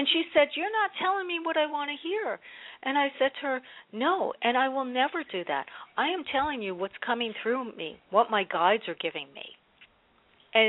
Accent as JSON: {"language": "English", "region": "New Jersey", "country": "United States", "moved": "yes", "lives_now": "North Carolina, United States", "said": "I'm originally from Jersey, and I live in North Carolina now"}